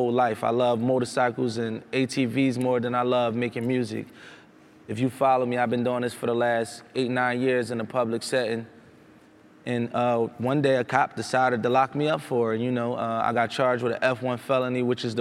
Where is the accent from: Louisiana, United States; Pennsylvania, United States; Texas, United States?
Pennsylvania, United States; Philadelphia; I'm from Philadelphia, Center City. I live in Center City